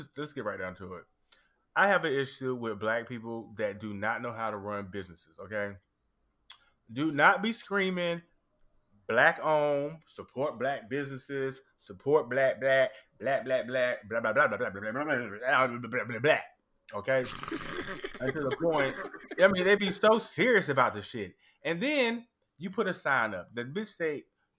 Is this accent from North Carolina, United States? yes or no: yes; North Carolina, United States; now in Australia; because of where I grew up. I'm from North Carolina